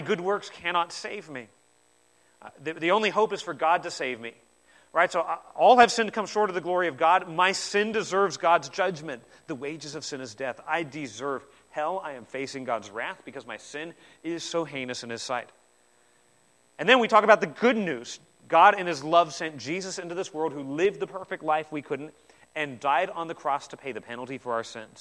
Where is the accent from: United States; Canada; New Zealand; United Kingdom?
New Zealand; I'm from New Zealand as well